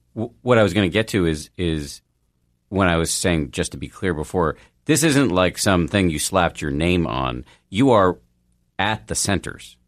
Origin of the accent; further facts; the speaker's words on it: Boston, Massachusetts, United States; I grew up in Boston